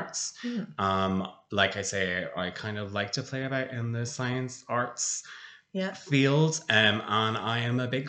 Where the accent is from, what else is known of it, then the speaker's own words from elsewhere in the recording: Blackrock, Ireland; also born or lived in United Kingdom; I'm a local. I grew up in Black Rock